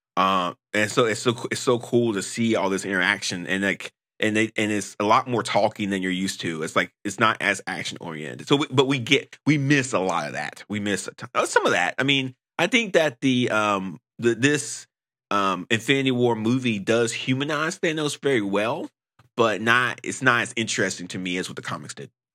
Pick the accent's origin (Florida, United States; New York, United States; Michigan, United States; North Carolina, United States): North Carolina, United States; I'm from North Carolina